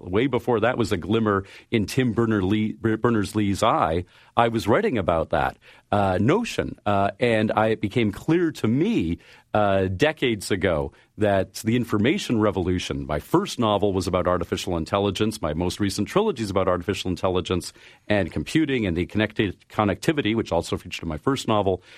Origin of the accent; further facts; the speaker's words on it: Canada; I am a Canadian